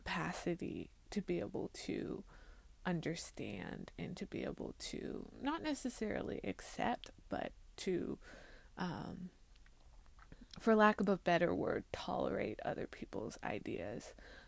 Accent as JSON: {"language": "English", "country": "China", "tie": "born or raised there", "also_born_or_lived": "Hong Kong / Taiwan / Xiamen", "said": "living in, growing up in China and then moving to Hong Kong and then living in Hong Kong for 2 years and then living in Taiwan for about 2 years and then living in Xiamen."}